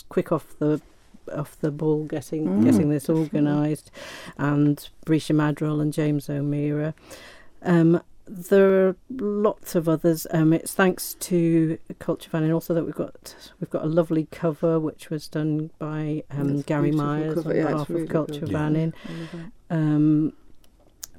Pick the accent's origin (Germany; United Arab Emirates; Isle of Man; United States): Isle of Man; ourselves as Manx people